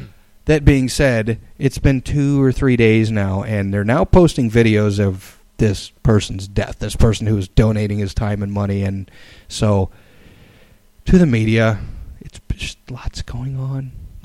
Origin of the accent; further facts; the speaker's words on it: Illinois, United States; I come from Illinois